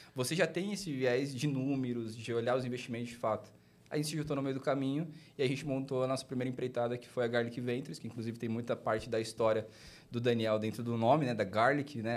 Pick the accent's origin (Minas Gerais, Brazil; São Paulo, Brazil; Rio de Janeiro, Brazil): São Paulo, Brazil; Baixada Santista; now in São José dos Campos, Brazil; eu sou natural de São Paulo, fui criado na Baixada Santista